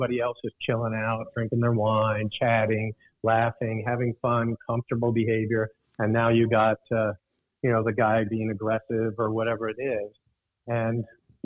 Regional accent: Alaska, United States; I grew up in Alaska

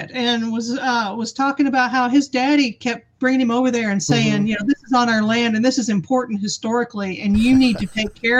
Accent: Texas, United States; I'm from Texas, right?

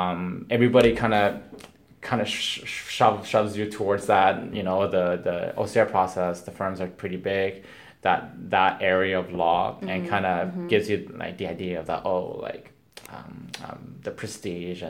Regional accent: West Coast, Canada; now in Ontario, Canada; I'm from the West Coast originally

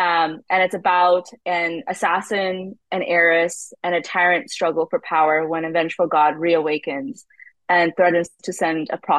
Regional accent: United States; I am a Indian American author who loves mythologies, loves old myths, not just from India, but from all across the world

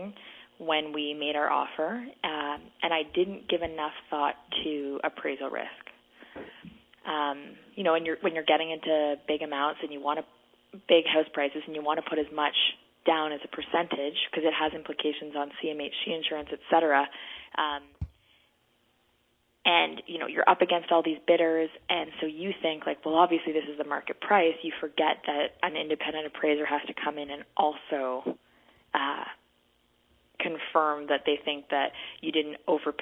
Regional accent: Kingston, Ontario, Canada; now in Toronto, Canada; I grew up in Kingston, a smaller community, bigger houses

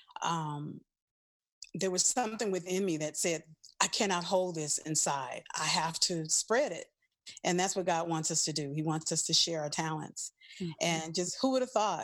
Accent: New Orleans, Louisiana, United States; moved away; also born or lived in Los Angeles; I'm originally from New Orleans, Louisiana

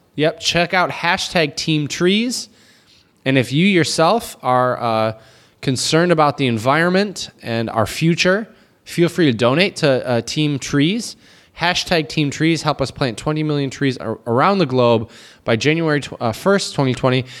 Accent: United States; now in China; as an American

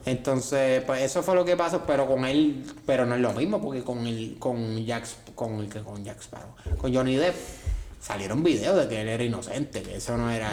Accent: San Juan, Puerto Rico; yo soy de Santurce

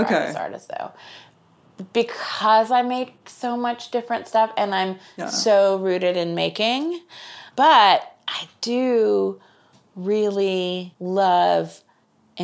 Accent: Kansas City, United States; I'm from Kansas City

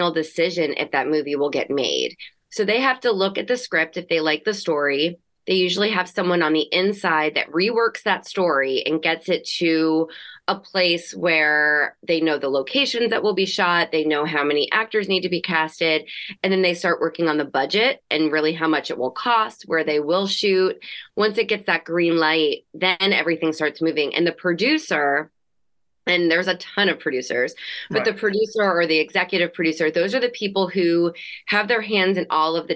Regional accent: New Jersey, United States; also born or lived in New York City / Los Angeles; I grew up in New Jersey

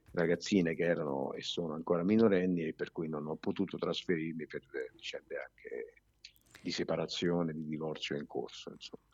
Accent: Turin, Piedmont, Italy; also born or lived in southern Italy (home village of origin); mi trovavo a Torino perché da piccolo viviamo a Torino

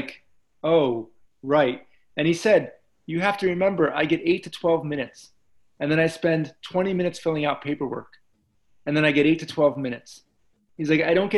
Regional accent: New Jersey, United States; I grew up in South Jersey

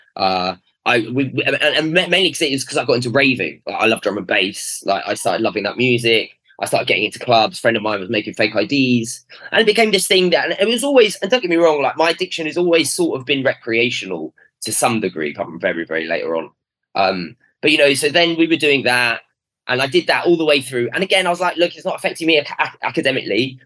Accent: London, United Kingdom; I was brought up in North London, uh, sort of Queen's Park

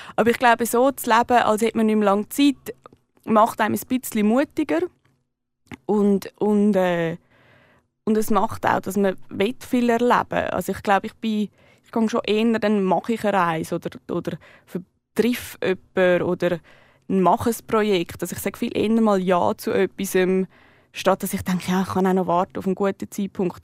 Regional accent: Switzerland; als äh, Schweizerin, Schweizer geboren zu sein

